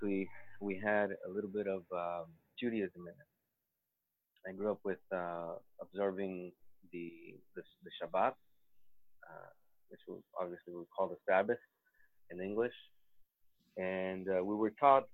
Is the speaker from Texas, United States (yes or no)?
yes; South Texas, United States; accent: Sephardic; also born or lived in Mexico; now in Beit Shemesh, Israel; I was born in Mexico, and I grew up in South Texas.